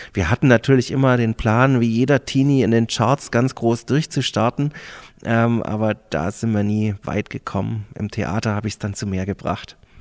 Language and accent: German; Stuttgart, Baden-Württemberg, Germany; moved away as an adult; also born or lived in Hamburg / Passau; now in Füssen, Germany; Ich bin in Stuttgart geboren, dort groß geworden, zur Schule gegangen, Kindergarten.